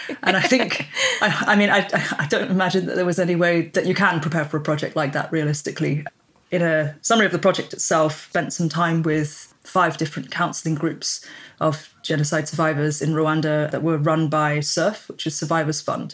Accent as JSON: {"language": "English", "country": "United Kingdom", "accent": "British", "said": "even if my passport says I'm British, my accent clearly says I'm British"}